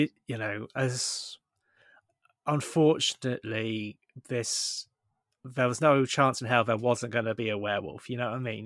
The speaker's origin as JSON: {"language": "English", "area": "Somerset", "region": "South West England", "country": "United Kingdom", "said": "we're both from Somerset"}